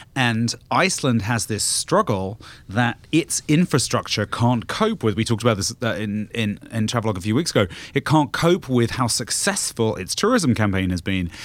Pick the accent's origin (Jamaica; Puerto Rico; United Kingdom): United Kingdom; moved away; I'm not British anymore